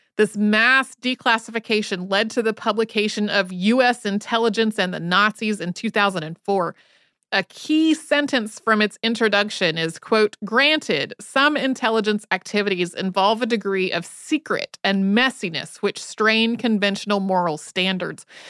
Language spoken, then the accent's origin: English; Winston-Salem, North Carolina, United States; also born or lived in Asheville, North Carolina; I grew up outside of Winston-Salem, North Carolina